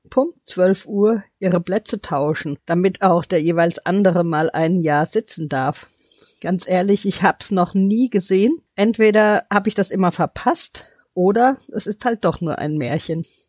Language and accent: German; Hanau, Hesse, Germany; Ich komme ja aus Hanau